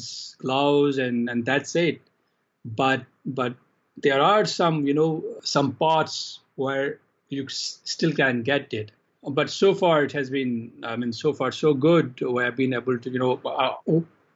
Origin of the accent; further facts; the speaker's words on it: Jammu and Kashmir, India; also born or lived in Calcutta; when I was a teenager in Kashmir, my hometown.